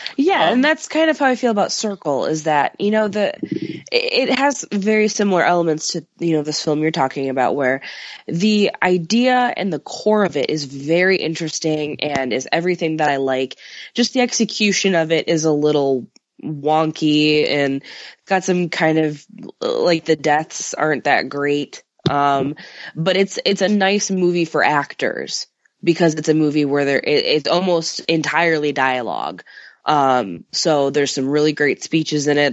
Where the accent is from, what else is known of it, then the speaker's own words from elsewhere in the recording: suburb between Chicago and Milwaukee, on the Illinois–Wisconsin border, United States; moved away; I'm from Chicago, which I am, but where my parents live is uh, in a suburb that's you know the midpoint between Chicago and Milwaukee, and it's right on the the border of Illinois and Wisconsin